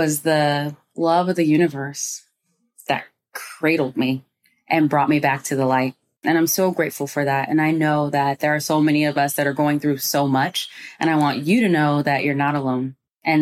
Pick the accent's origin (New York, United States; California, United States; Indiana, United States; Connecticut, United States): California, United States; Moorpark; also born or lived in Inglewood, California; I grew up in the safest city in America. It's called Moore Park